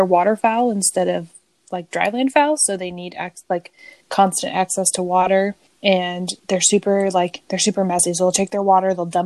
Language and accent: English; California, United States; my hometown in California